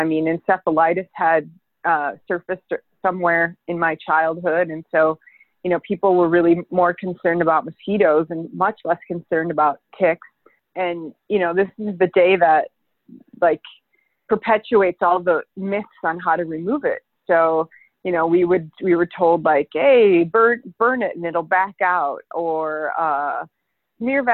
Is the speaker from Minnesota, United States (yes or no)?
yes; Winona, Minnesota, United States; now in Chicago, United States; I grew up in Minnesota in a small town along the Mississippi River, actually. It's very beautiful. It's called Winona.